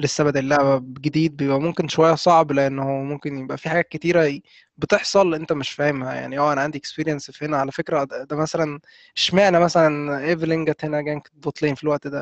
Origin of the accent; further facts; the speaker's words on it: Egypt; إحنا كمصريين